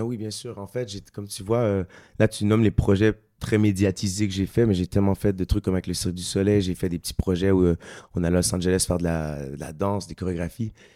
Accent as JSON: {"language": "French", "region": "Quebec", "country": "Canada", "accent": "Québécois", "moved": "as an adult", "lives_now": "Paris, France", "said": "Moi qui viens du Québec, euh, j'avais plusieurs fois rêvé de venir faire de la musique en France. Euh, en tant que Québécois"}